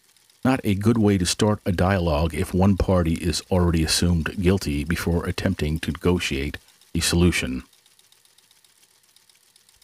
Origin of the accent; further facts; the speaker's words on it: New York City, New York, United States; I was growing up in the Bronx